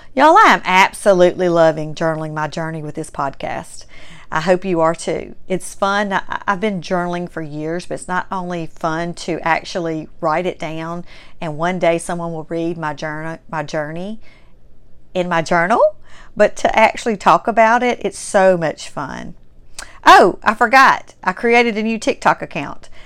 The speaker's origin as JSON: {"language": "English", "region": "Mississippi", "country": "United States", "accent": "strong Southern", "said": "having a Mississippi-born Southern heritage"}